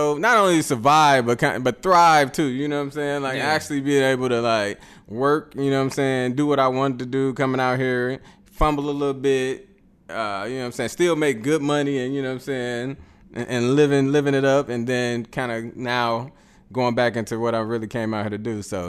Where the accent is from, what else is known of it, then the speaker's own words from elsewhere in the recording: Chicago, Illinois, United States; I mean, it's East Side of Chicago, but ain't nobody saying I'm from the East Side.